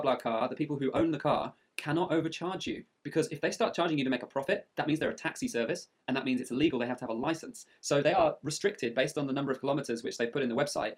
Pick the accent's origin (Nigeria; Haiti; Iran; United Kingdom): United Kingdom; England; I'm English.